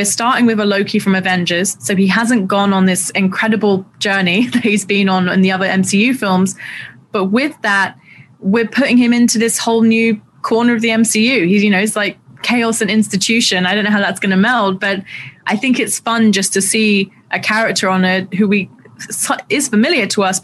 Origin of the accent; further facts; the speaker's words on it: London, United Kingdom; I grew up in Southeast London